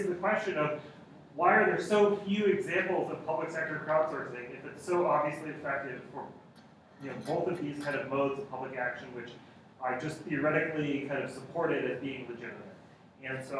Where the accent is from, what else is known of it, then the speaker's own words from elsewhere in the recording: United States; I'm American